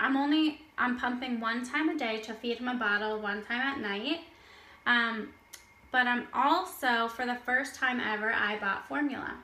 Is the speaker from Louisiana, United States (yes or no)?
no; Florida, United States; moved away as an adult; now in Israel; I'm from Florida.